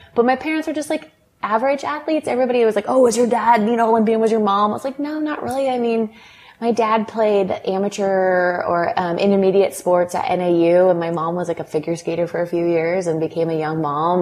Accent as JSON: {"language": "English", "town": "Lake Forest", "region": "California", "country": "United States", "tie": "born or raised there", "said": "I grew up in Lake Forest, California, so not very far from where we are now, Newport Beach"}